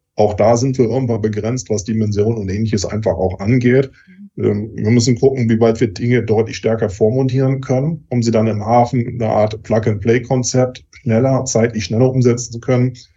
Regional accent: Germany; Bei uns in Deutschland

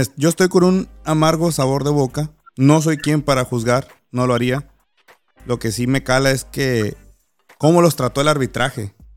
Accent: Los Cabos, Baja California Sur, Mexico; soy de Los Cabos

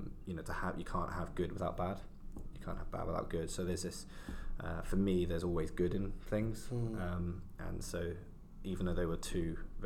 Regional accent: London, United Kingdom; I kind of grew up in London, so I was born in Southeast London.

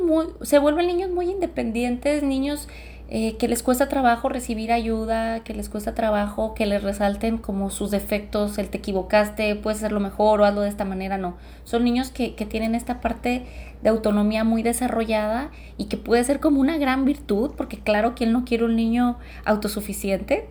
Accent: Los Altos, Mexico; nacer en una familia de güeros sí es como complicado en la región de los altos

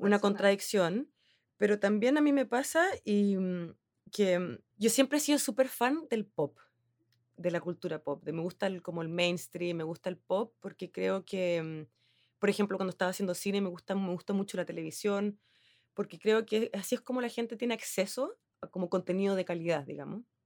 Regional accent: Chile; accent: Chilean; moved away as an adult; also born or lived in Helsinki, Finland; now in Finland; yo soy chilena, yo creo que se nota por mi acento

